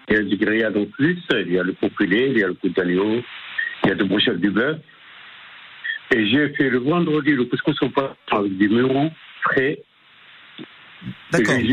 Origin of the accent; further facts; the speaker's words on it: Algeria; also born or lived in Tunisia / Morocco; now in Château-du-Loir, France; c'est un vrai maghrébin, je suis né en Tunisie grandi en Algérie, vécu au Maroc.